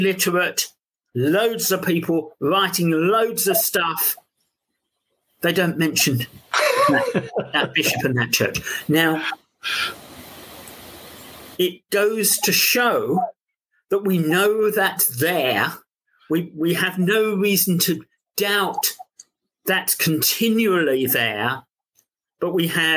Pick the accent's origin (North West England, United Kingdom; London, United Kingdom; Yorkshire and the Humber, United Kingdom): London, United Kingdom; accent: London; my London accent